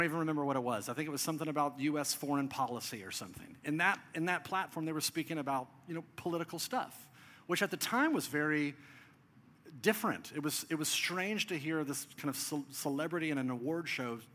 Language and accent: English; United States; We as American modern people